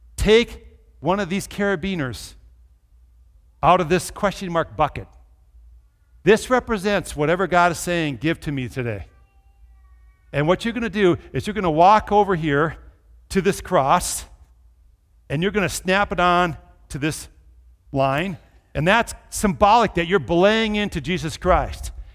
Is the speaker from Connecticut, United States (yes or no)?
no; Minnesota, United States; I grew up in Minnesota